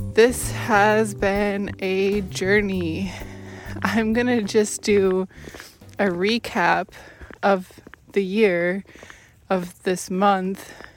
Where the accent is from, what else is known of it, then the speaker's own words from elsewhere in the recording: Washington, United States; moved away; my home state, Washington State